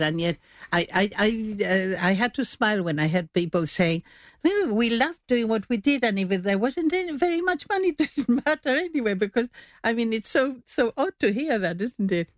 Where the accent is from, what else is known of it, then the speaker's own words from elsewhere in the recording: Gibraltar; moved away; I was away from Gibraltar for quite a while